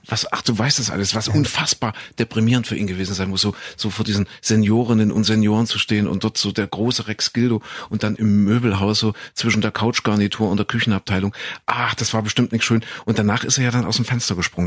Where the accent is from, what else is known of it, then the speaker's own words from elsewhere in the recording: Saxony-Anhalt, Germany; ich bin ja groß geworden in Sachsen-Anhalt in Kuhköthen